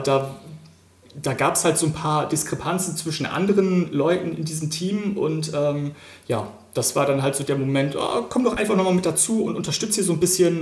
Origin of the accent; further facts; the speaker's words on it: Wilhelmshaven, Lower Saxony, Germany; ich bin gebürtiger Wilhelmshavener